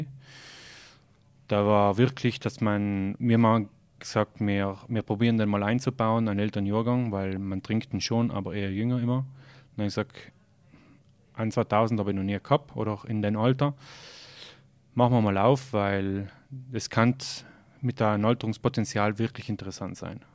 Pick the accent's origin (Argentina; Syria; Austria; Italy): Italy; Merano, Trentino-Alto Adige; also born or lived in Munich, Germany / Val Gardena; Aus Meran